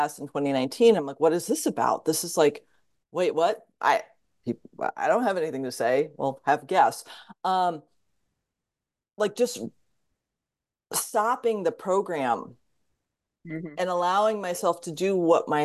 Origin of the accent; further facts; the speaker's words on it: Fairfield County, Connecticut, United States; now in Oregon, United States; I grew up in Connecticut. There was no energy healing in Fairfield County, Connecticut in the 1970s